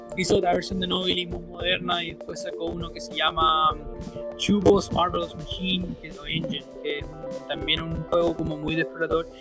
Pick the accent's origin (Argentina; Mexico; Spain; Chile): Chile; la gente de mi pueblo, para, para la gente de Chile